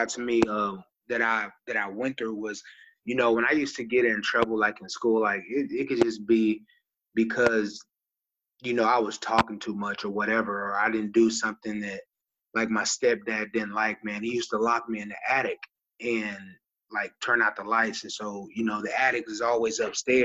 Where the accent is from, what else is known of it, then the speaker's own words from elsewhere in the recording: Texas, United States; also born or lived in Kokomo, Indiana; I grew up in Texas